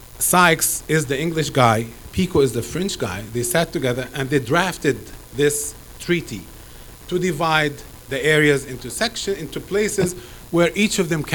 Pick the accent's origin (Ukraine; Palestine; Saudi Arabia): Palestine; Gaza Strip; now in Canada; I know I'm a Palestinian. I was born in the Gaza Strip